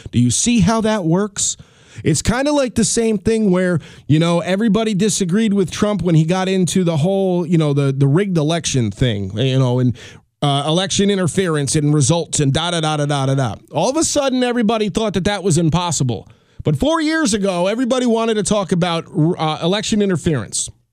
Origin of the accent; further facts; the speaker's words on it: New York, United States; I'm a New Yorker